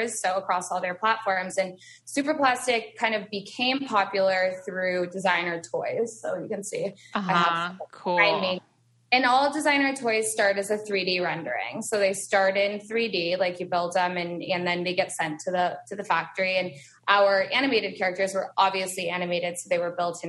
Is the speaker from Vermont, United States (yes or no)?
yes; Vermont, United States; moved away; I was born and raised in Vermont